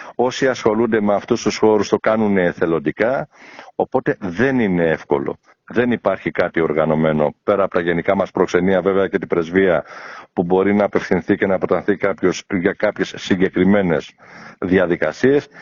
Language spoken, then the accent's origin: Greek; Piraeus, Attica, Greece; moved away as an adult; also born or lived in Athens / Phthiotis; now in Düsseldorf, Germany; Η καταγωγή μου είναι από τη Φθιώτιδα. Έχω γεννηθεί Αθήνα, έχω μεγαλώσει Πειραιά